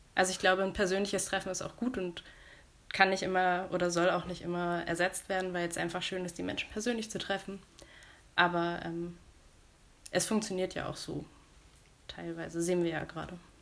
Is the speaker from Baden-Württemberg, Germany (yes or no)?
no; Buxtehude, Lower Saxony, Germany; ich komme aus Buxtehude